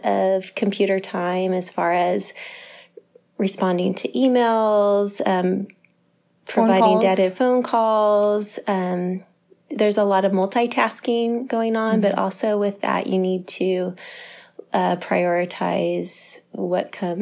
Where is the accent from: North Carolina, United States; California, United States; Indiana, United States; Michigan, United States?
California, United States; Santa Cruz; also born or lived in San Diego; I moved back to Santa Cruz from San Diego.